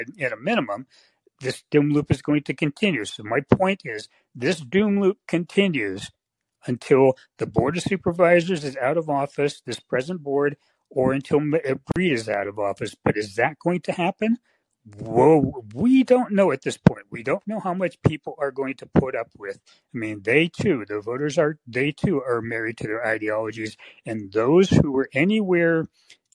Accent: Bay Area, California, United States; I grew up in the Bay Area. I was the first generation to grow up in the Bay Area of my family

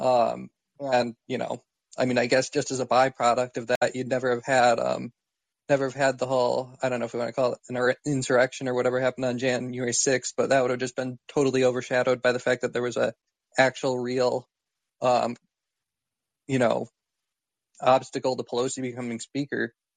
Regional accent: Michigan, United States; I'm from Michigan

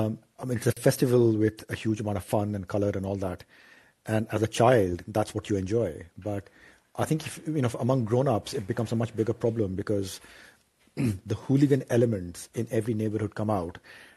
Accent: Ranchi, Jharkhand, India; So I grew up in Ranchi, you know, in a very sort of tightly knit neighborhood

